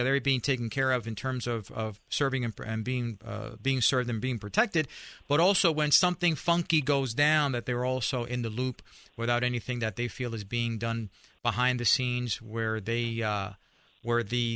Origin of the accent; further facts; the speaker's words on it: New York City, New York, United States; I'm from New York and grew up in a barrio, Spanish Harlem